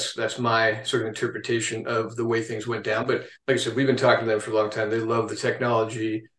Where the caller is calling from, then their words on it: Denver, Colorado, United States; Denver, Colorado.